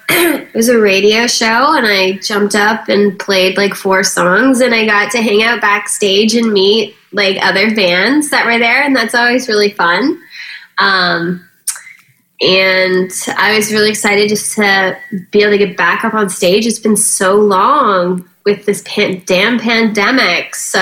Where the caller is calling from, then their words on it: Malibu, California, United States; I am calling you from Malibu, California.